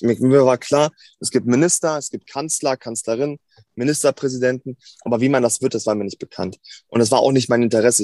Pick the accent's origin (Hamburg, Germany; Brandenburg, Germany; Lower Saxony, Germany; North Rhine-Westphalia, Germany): Lower Saxony, Germany; Hanover; bin gebürtiger Hannoveraner, ähm, also richtig waschechter Hannoveraner, bin hier geboren, zur Schule gegangen